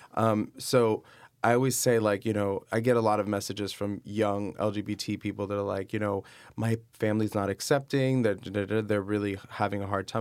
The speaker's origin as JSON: {"language": "English", "town": "Miami", "region": "Florida", "country": "United States", "also_born_or_lived": "New York City", "moved": "as an adult", "lives_now": "Los Angeles, United States", "said": "I am originally from Miami, Florida, and I moved to New York about seven years ago, spent six years in New York, and now I live in Los Angeles"}